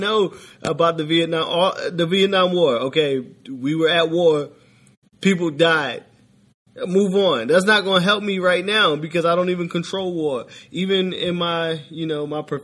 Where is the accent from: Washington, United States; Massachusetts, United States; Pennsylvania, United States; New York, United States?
Pennsylvania, United States; Philadelphia; moved away; I'm from Philly